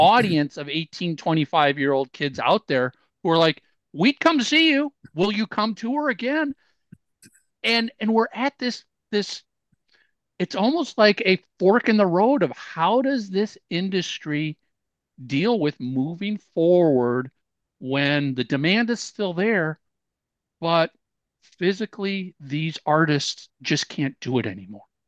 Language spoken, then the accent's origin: English; Minneapolis, Minnesota, United States; I grew up in Minneapolis